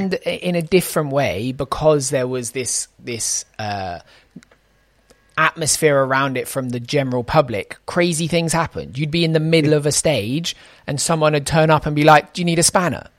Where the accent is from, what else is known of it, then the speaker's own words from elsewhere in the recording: United Kingdom; as a British person